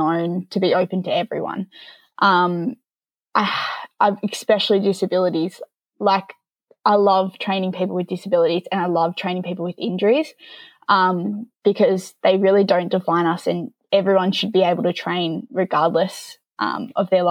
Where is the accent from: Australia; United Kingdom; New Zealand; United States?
Australia; Newcastle, New South Wales; moved away as an adult; now in Gunnedah, Australia; I lived in Newcastle, grew up there